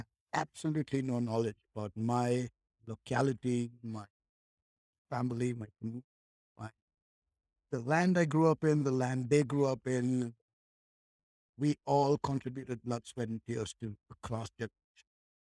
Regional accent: India; first language English; growing up in India

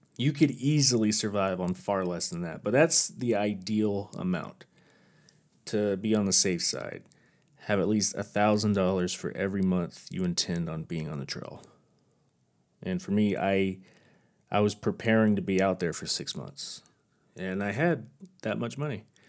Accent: near Hondo, Texas, United States; moved away; also born or lived in Oregon; my hometown in Hondo, Texas

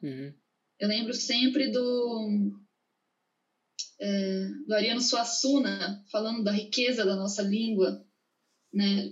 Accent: Brazil

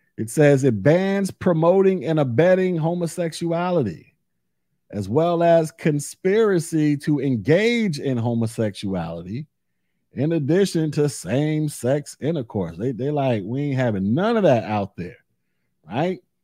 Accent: Florida, United States; in my home state of Florida

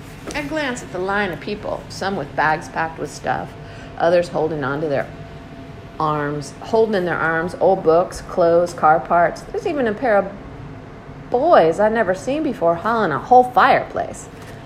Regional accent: Bronx, New York, United States; Even though I'm from the Bronx, I gotta rap rhymes about Harlem now. In the Bronx, the fire troopers were like stormtroopers because of all the burning buildings.

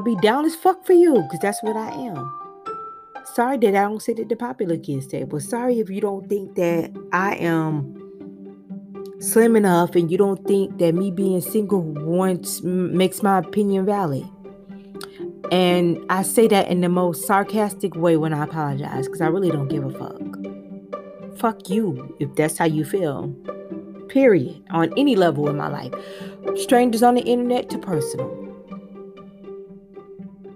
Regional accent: Miami, Florida, United States; moved away; I am from Miami

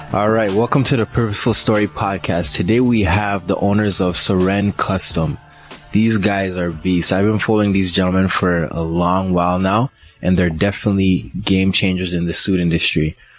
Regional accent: Liberia; also born or lived in Ghana; now in Canada; I was born in Ghana, but I was raised in Liberia.

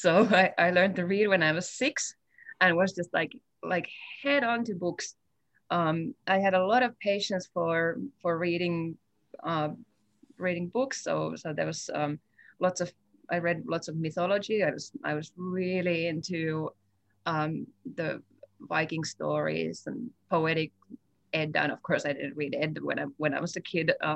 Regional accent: northern Finland, Finland; moved away as an adult; also born or lived in Helsinki, Finland; now in Fairbanks, United States; I'm originally from Finland. I grew up in northern Finland, bordering the traditional lands of the indigenous Sami people

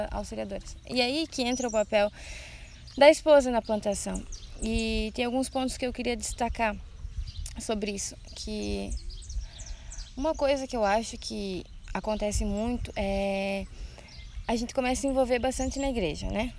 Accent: Santa Rosa, Rio Grande do Sul, Brazil; moved away as an adult; now in Blumenau, Brazil; sou do Rio Grande do Sul, Santa Rosa

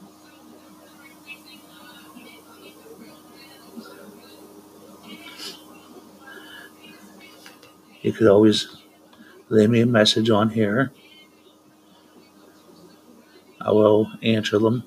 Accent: Altoona, Pennsylvania, United States; I'm from Altoona, Pennsylvania

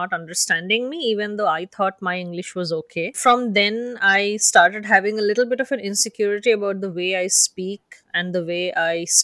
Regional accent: India; English is a second language; moved away as an adult; now in United States; I'm from a different part of the world

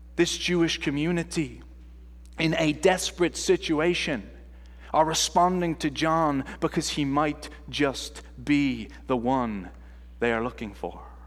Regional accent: Ireland; moved away; I am from Ireland, and they don't teach you this accent at Calvin Seminary, that's for sure

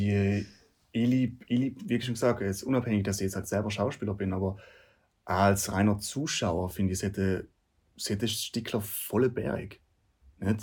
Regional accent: South Tyrol, Trentino-Alto Adige, Italy; bei uns daheim in Südtirol

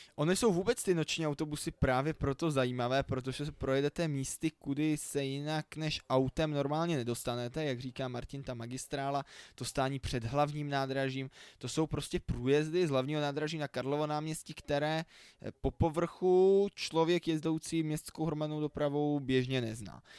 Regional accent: Prague, Czechia; u nás v Praze

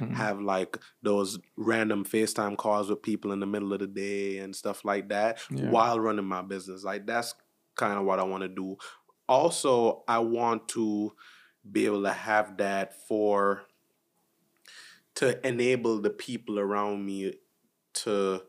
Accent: Jamaica; And also too, like especially since I'm Jamaican, there's a part of me that's been radiating to tap into my culture to create like art.

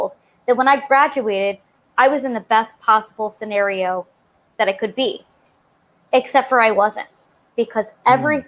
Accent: Long Island, New York, United States; I'm from Long Island, New York

